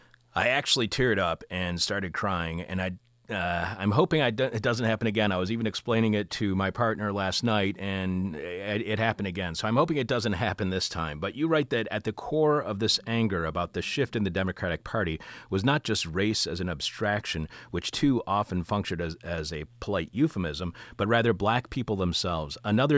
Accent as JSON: {"language": "English", "town": "East Detroit", "region": "Michigan", "country": "United States", "tie": "born or raised there", "said": "while I was born in Wayne County in Detroit, I was raised in Macomb County in a town called East Detroit that had a 99% white population directly across 8 Mile Road from predominantly black Detroit."}